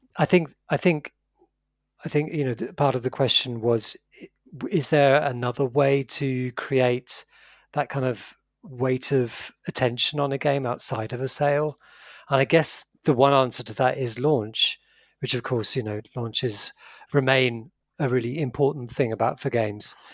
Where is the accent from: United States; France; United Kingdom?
United Kingdom; I'm British